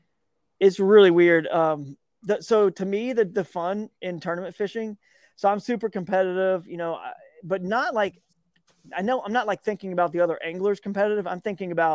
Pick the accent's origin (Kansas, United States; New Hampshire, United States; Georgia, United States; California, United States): Georgia, United States; growing up in Georgia